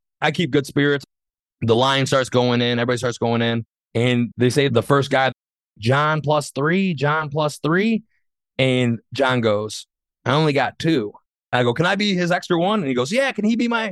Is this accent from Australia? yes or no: no; Saginaw, Michigan, United States; I'm from Saginaw